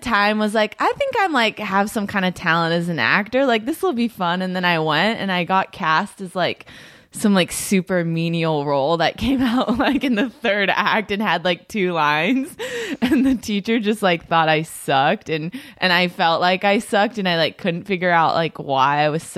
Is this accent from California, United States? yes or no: yes; Northern California, United States; also born or lived in San Jose / Livermore / Fremont; now in Los Angeles, United States; I grew up in Northern California